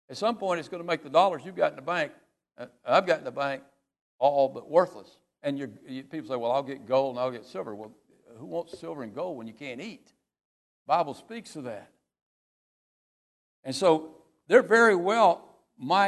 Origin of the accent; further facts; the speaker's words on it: United States; As an American